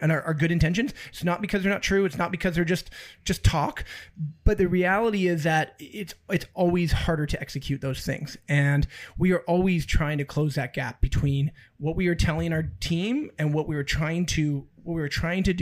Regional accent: Abbotsford, British Columbia, Canada; we're from Abbotsford

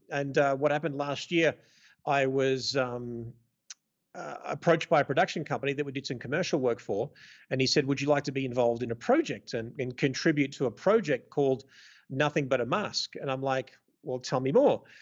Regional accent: Melbourne, Victoria, Australia; moved away as an adult; now in Las Vegas, United States; born and raised in Melbourne, Australia, uh, Greek background. I now live mostly in the U S, in Las Vegas.

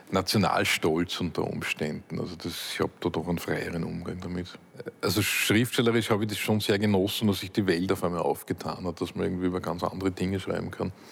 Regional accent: Upper Austria, Austria; Ich bin in Oberösterreich am Land aufgewachsen, in einer Gegend, wo es irgendwie heißt, nichts gesagt ist gelobt genug.

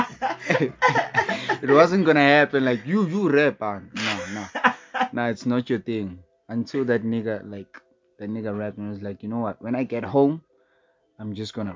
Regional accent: Tembisa, Gauteng, South Africa; From Tembisa

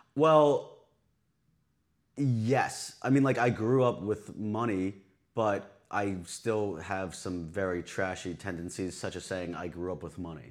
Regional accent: Long Island, New York, United States; I'm from Long Island

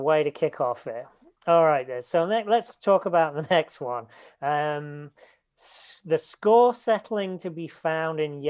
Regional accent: a little village near Leicester, East Midlands, United Kingdom; I'm from a little village, but it's the city nearby

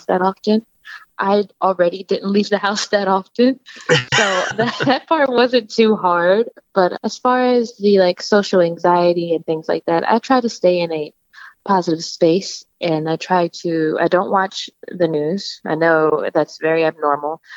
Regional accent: Seaford, Delaware, United States; also born or lived in Philadelphia, Pennsylvania; I'm from Seaford, Delaware

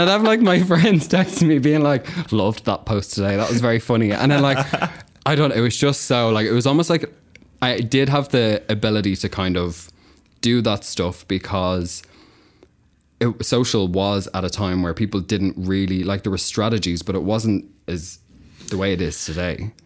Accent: Kildare, Leinster, Ireland; moved away as an adult; also born or lived in Carlow; now in London, United Kingdom; I'm from Ireland. I'm from a place called Kildare, which is just, like, outside

